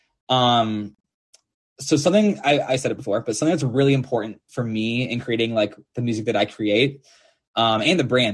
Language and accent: English; St. Paul, Minnesota, United States; now in Nashville, United States; I'm from St. Paul, Minnesota